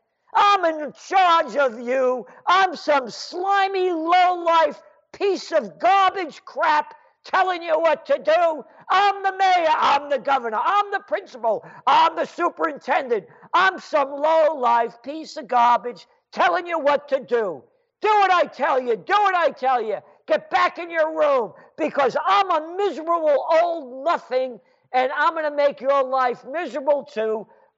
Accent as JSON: {"language": "English", "town": "Chicago", "region": "Illinois", "country": "United States", "said": "And I wanted to go down because we're from Chicago originally."}